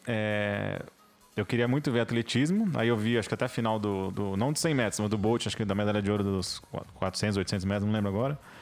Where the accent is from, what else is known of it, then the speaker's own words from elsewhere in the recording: Rio de Janeiro, Brazil; como brasileiro, ainda mais carioca